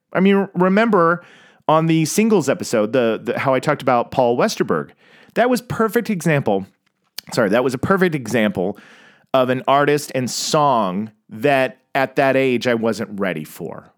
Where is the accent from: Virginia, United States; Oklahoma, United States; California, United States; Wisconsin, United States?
Oklahoma, United States; Tulsa; I grew up in Tulsa, Oklahoma